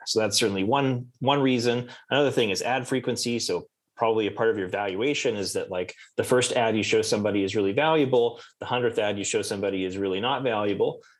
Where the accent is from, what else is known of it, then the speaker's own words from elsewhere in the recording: Canada; I'm Canadian.